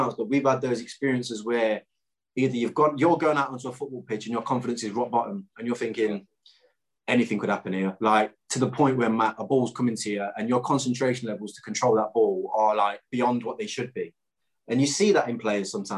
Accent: Clifton, East Midlands, United Kingdom; I'm from Clifton

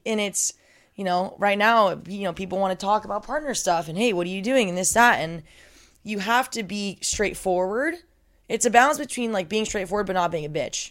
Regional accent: Southern California, United States; also born or lived in San Diego; I'm from Southern California, but I was commuting from San Diego

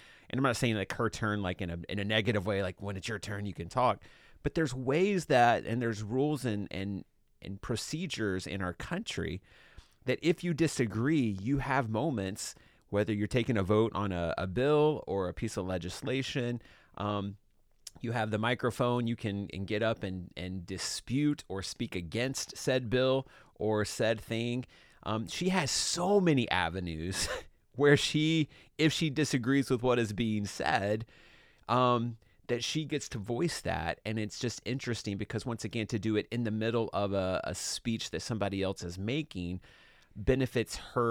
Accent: Georgia, United States; She's, you know, from my district that I grew up in Georgia.

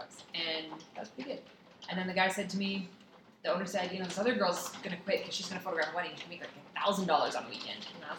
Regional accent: Saudi Arabia; And then fun facts, I grew up in Saudi Arabia.

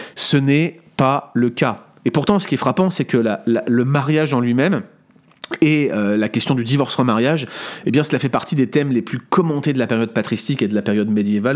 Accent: France; en tant que bon français

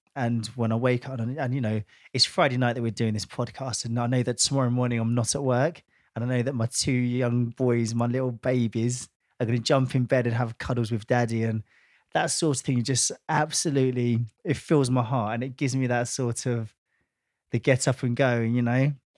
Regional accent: Watford, East of England, United Kingdom; my hometown of Watford

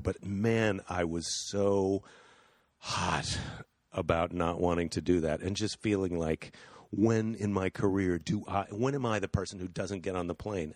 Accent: United States; as an American

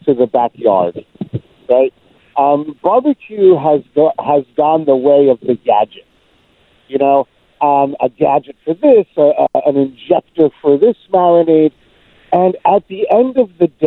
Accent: New York, United States; being a New Yorker

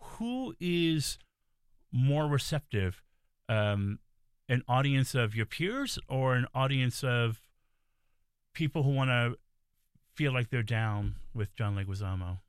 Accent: New York City, New York, United States; I'm a native New Yorker, I'm from the Bronx

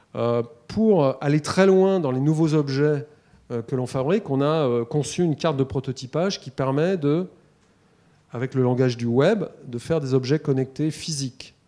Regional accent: Paris, Île-de-France, France; Je suis parisien, j'avais vu trois vaches dans ma vie

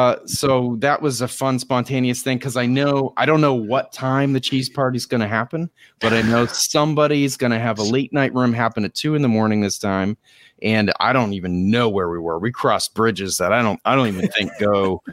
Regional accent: Maine, United States; I'm from Maine.

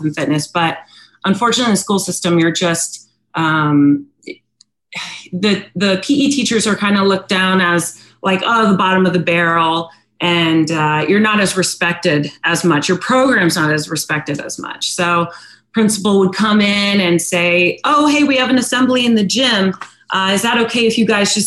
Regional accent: Northern Virginia, United States; also born or lived in San Diego, California; now in Virginia Beach, United States; I was born in San Diego, raised in Virginia, in Northern Virginia

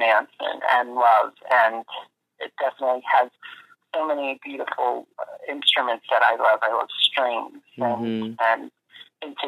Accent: Miami Beach, Florida, United States; now in New York, United States; growing up in Miami Beach

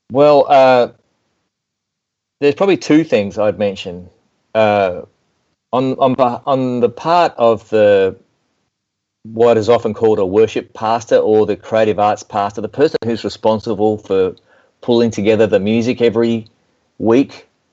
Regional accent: Melbourne, Victoria, Australia; accent: southern hemisphere; moved away as an adult; also born or lived in Nashville, Tennessee; now in United States; I'm speaking with a southern accent, I guess, a southern hemisphere accent because I was born in Melbourne, Australia. But I relocated to Nashville, Tennessee in 2002

